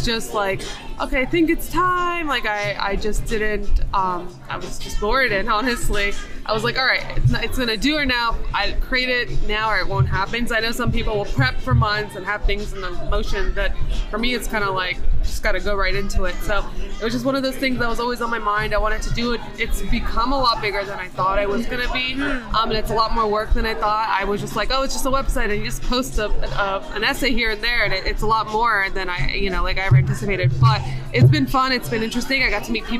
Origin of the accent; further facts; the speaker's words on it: New York, United States; moved away as an adult; now in Memphis, United States; I'm originally from New York